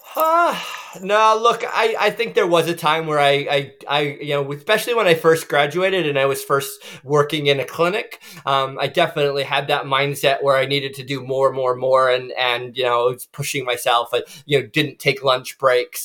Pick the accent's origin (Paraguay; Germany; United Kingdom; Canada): Canada; also born or lived in United States; now in New Zealand; I'm from Canada, as John said, um, but I lived in the U.S. for you know for you know 15, 16 years